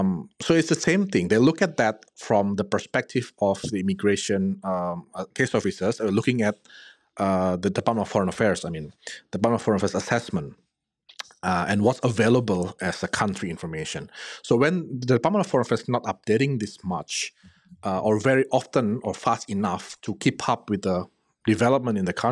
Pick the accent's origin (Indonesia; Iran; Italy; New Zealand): Indonesia; English is a second language; For example, I'm from Indonesia, and in many decision that I receive from inquiries or clients where they get a refusal letter on a student visa